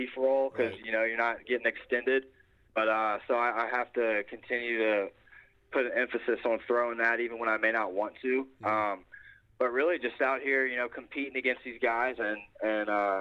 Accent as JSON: {"language": "English", "town": "Baton Rouge", "region": "Louisiana", "country": "United States", "said": "I'm from Baton Rouge, Louisiana"}